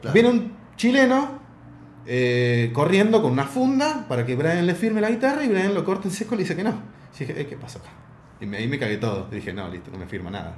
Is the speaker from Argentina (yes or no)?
yes; Argentina; soy argentina